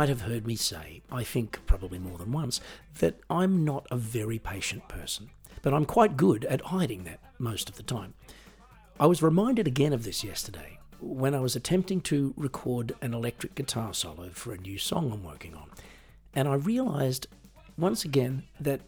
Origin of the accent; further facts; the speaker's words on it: Australia; moved away; I am originally from Australia, as you might be able to tell from the accent.